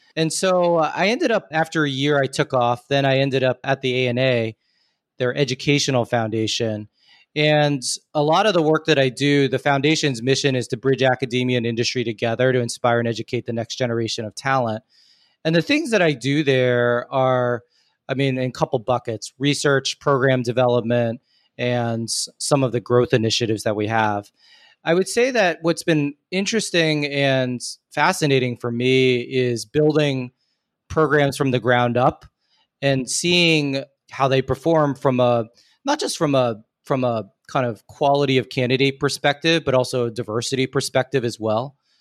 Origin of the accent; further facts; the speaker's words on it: Newton, Massachusetts, United States; I'm from Newton, Massachusetts.